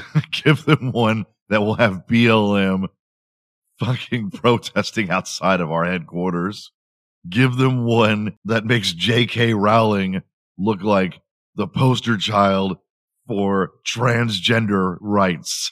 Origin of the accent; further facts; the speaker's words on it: Houston, Texas, United States; I grew up in Houston